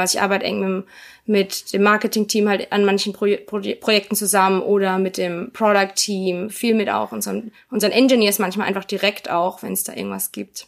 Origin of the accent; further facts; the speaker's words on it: Karlsruhe, Baden-Württemberg, Germany; also born or lived in Virginia, United States / Mannheim, Germany; Ich bin in Karlsruhe aufgewachsen